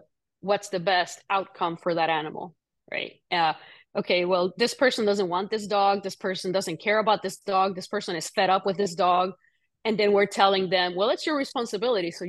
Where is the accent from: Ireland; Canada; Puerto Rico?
Puerto Rico; moved away; I grew up in Puerto Rico.